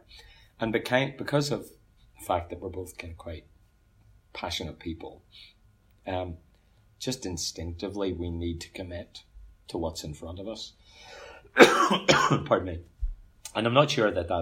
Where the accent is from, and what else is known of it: Ulster, Northern Ireland, United Kingdom; accent: Ulster; moved away as an adult; also born or lived in Dublin, Ireland; now in Queensland, Australia